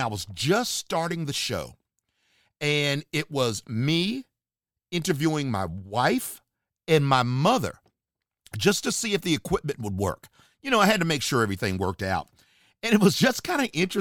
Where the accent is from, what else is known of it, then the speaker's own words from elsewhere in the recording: Charlotte, North Carolina, United States; my hometown area, Charlotte, North Carolina